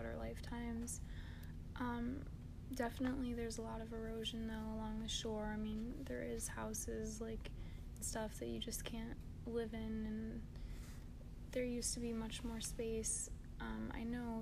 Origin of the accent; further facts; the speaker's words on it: St. Joseph, Michigan, United States; I really enjoyed growing up here. I had a good childhood